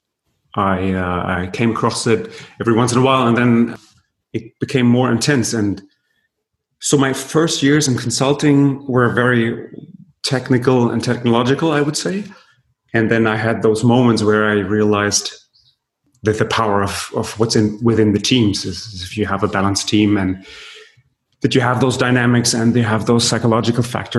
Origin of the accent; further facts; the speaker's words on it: Berlin, Germany; I was born and raised in Berlin